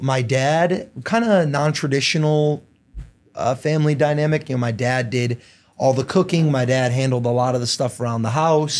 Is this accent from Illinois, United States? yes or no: yes; Downers Grove, Illinois, United States; I grew up, uh, in Downers Grove.